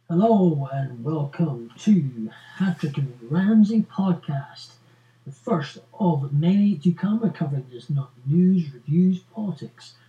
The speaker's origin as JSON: {"language": "English", "region": "Scotland", "country": "United Kingdom", "said": "Are we willing to stick together as Scottish"}